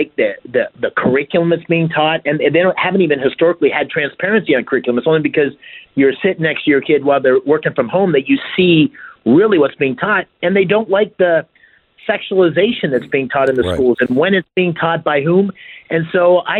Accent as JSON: {"language": "English", "town": "Bloomsburg", "region": "Pennsylvania", "country": "United States", "tie": "born or raised there", "said": "I grew up here in Pennsylvania in a small town called Bloomsburg"}